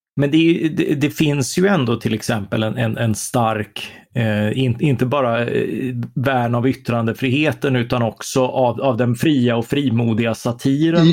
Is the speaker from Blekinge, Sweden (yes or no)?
yes; Karlskrona, Blekinge, Sweden; vi, vi är ju från Karlskrona.